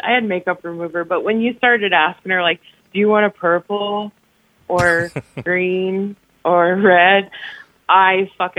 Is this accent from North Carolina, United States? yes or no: no; Ohio, United States; I'm from Ohio.